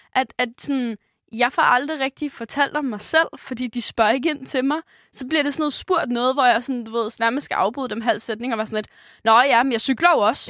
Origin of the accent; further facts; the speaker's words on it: Denmark; jeg er fra Jylland